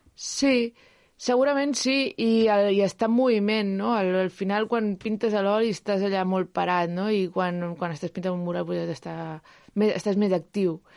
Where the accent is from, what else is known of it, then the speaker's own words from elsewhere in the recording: Sant Feliu de Llobregat, Catalonia, Spain; allà a Sant Feliu, que és d'on soc, a Sant Feliu de Llobregat